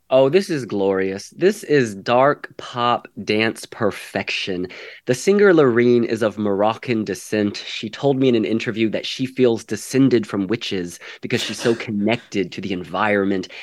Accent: Ireland; now in San Francisco, United States; I was born and raised in Ireland

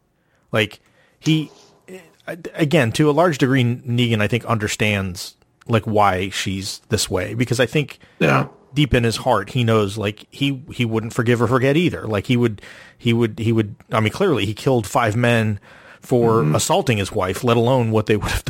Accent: the South, United States; especially growing up in the South where you don't have like snow and winter and things like

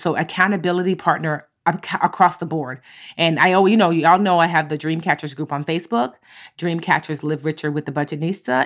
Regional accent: Newark, New Jersey, United States; bookstore in my hometown called Source of Knowledge. It's an amazing Black-owned bookstore in Newark.

